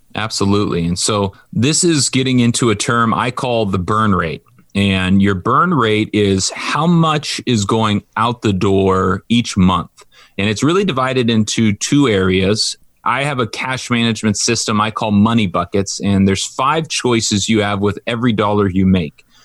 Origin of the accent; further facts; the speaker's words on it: Orange County, California, United States; I grew up in Orange County where there's a lot of money.